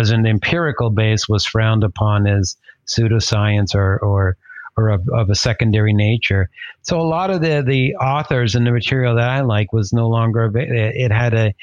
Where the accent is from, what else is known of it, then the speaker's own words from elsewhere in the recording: Canada; now in Toronto, Canada; I'm based in Toronto in Canada. I'm Canadian of Italian descent, from the Veneto, so not that far.